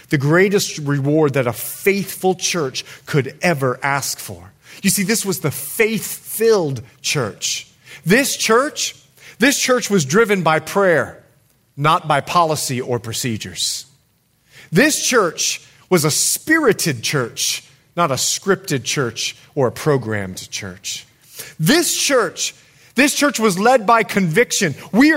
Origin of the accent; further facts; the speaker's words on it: Bahamas; also born or lived in United States; I'm more Bahamian than I am American